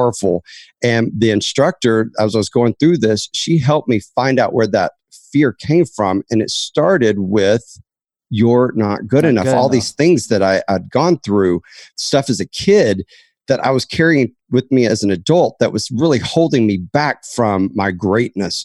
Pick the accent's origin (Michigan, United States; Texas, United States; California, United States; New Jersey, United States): Texas, United States; Dallas; I was raised in Dallas, Texas